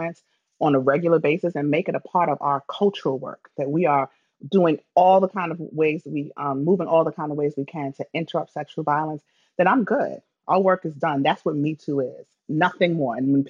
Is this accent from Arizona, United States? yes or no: no; New York City, New York, United States; I'm from the Bronx.